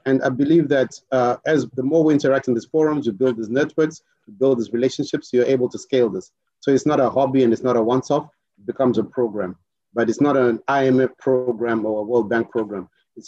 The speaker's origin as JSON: {"language": "English", "country": "Mauritius", "said": "So we can actually come in because we're from Africa and we're off Africa. And I think Parik will tell you this. I think the mentality in Mauritius is we're onshore and offshore Africa."}